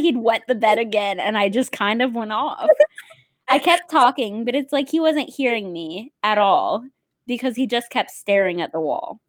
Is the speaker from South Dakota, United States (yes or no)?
yes; South Dakota, United States; now in Pittsburgh, United States; I'm from the Midwest